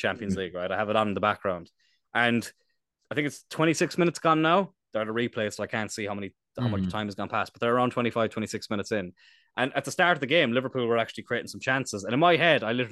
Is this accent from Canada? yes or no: no; East Cork, Munster, Ireland; we're from East Cork